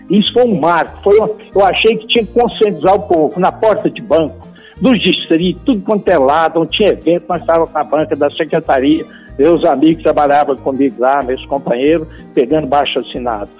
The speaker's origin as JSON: {"language": "Portuguese", "town": "Rio Verde", "region": "Goiás", "country": "Brazil", "said": "E fiz algumas coisas como secretário e como cidadão rio-verdense."}